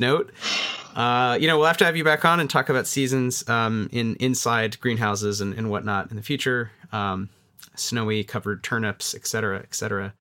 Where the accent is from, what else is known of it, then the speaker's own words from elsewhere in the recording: Atlanta, Georgia, United States; I grew up in Atlanta